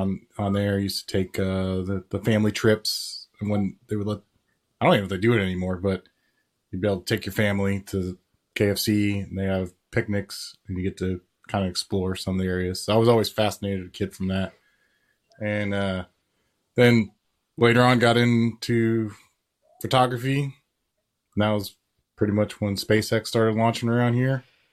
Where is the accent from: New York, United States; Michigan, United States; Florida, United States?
Florida, United States; Florida Space Coast, United States; also born or lived in Arizona / England; I grew up here in Florida in the Space Coast. Pretty much all my life. I lived in Arizona and England at one time, and that was about it.